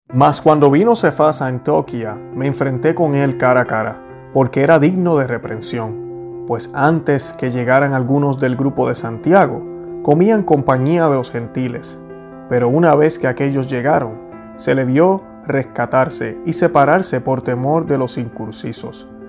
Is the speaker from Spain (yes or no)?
no; Puerto Rico; yo que soy puertorriqueño